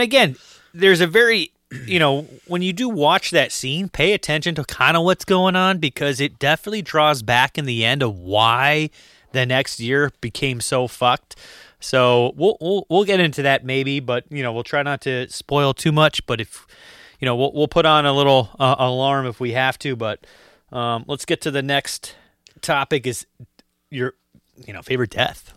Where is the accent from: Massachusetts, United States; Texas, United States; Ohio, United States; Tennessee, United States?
Massachusetts, United States; we're from Massachusetts